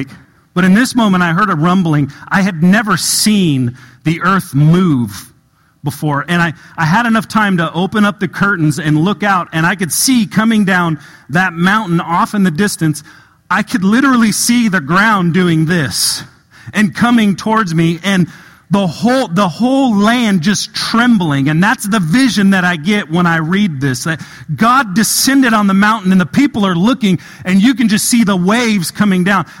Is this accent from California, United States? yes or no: yes; Southern California, United States; moved away as an adult; also born or lived in Apple Valley, California; I'm from Southern California, moved here a couple years ago